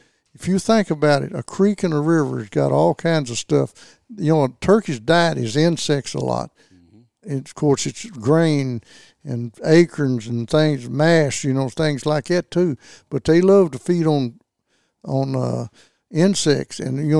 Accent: Kentucky, United States; I was born and raised in Land Between the Lakes, and most everybody over there, you had a place to hunt.

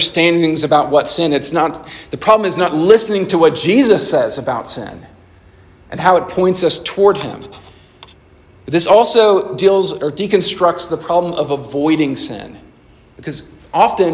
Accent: Nashville, Tennessee, United States; I grew up in Nashville, Tennessee, and I love Nashville, still love it.

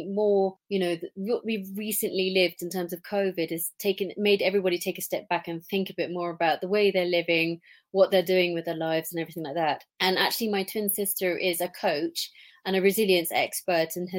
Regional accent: England, United Kingdom; now in Switzerland; because I'm English, obviously, I love going back to England

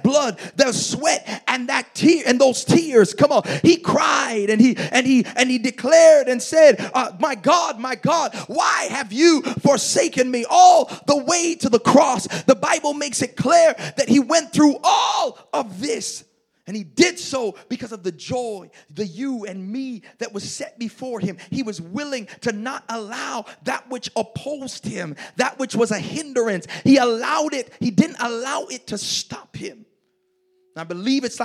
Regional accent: Toronto, Ontario, Canada; I'm from Malvern, fam

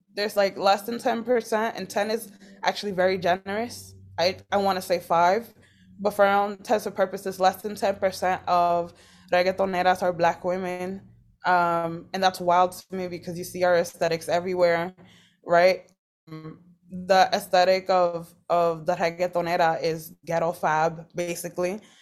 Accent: Boston, Massachusetts, United States; I grew up in Boston, Massachusetts

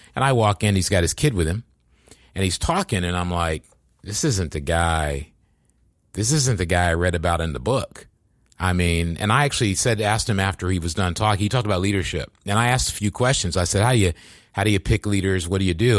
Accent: East Coast, United States; moved away as an adult; now in Silicon Valley, United States; I'm from the East Coast

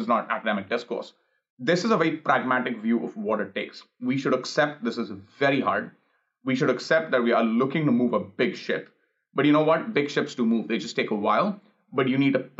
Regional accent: India; now in Los Angeles, United States; I grew up in India

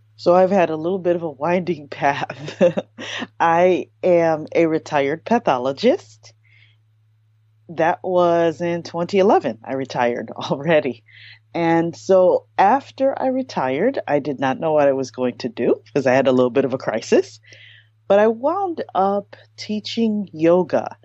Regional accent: United States; my parents are Haitian immigrants. So I was born in America, firstborn

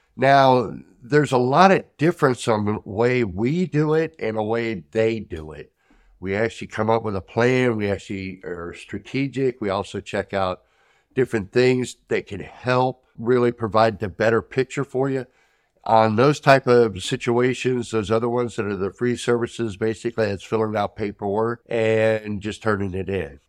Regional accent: United States; as an American

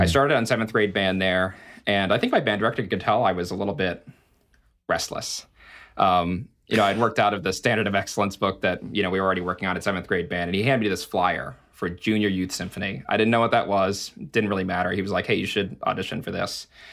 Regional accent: Alaska, United States; moved away as an adult; I'm from Alaska

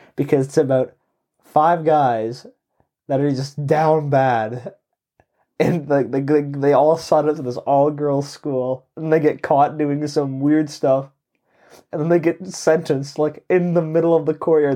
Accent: Canada; I grew up in Canada

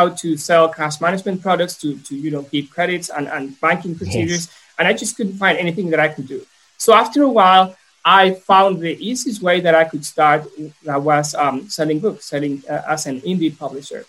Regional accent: Mexico; also born or lived in Brisbane, Australia; I'm from Mexico. I came back to Mexico.

